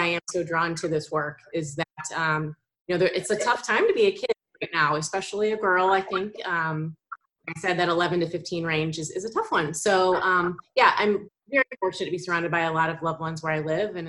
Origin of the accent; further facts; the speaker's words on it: St. Louis, Missouri, United States; also born or lived in Indiana; now in Wyoming, United States; So I am in Wyoming, and I am from St. Louis, although I lived kind of all over the place. I've been on both coasts, and I went to school in Indiana, so kind of all over the place a little bit.